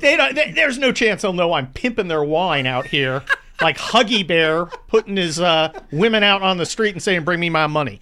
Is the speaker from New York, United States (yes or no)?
no; California, United States; also born or lived in Cincinnati, Ohio / San Mateo, California; I'm a California kid. I grew up in the California of Ronald Reagan